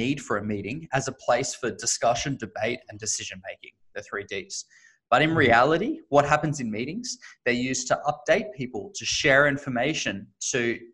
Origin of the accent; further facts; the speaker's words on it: Australia; now in San Francisco, United States; as you can probably hear, I am originally Australian, but based in the Bay Area, San Francisco today